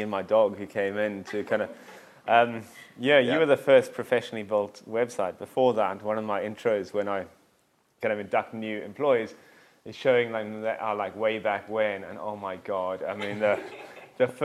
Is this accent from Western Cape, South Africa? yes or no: yes; Cape Town, Western Cape, South Africa; moved away as an adult; also born or lived in London; now in Scotland, United Kingdom; as you can hear from my broad Glasgow accent, I grew up just across the road in this lovely place called Cape Town, South Africa